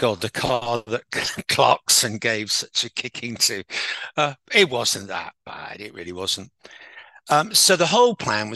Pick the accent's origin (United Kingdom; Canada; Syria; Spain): United Kingdom; Us Brits